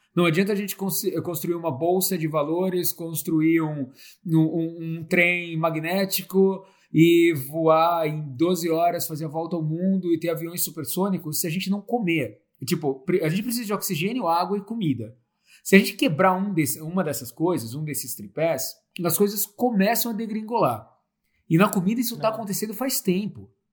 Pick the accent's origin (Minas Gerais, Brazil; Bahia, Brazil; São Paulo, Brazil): São Paulo, Brazil; Santo André; moved away as an adult; also born or lived in Curitiba / Europe / Laos / Africa; Eu sou de Santo André, é, estudei em Curitiba, é, estudei na Europa depois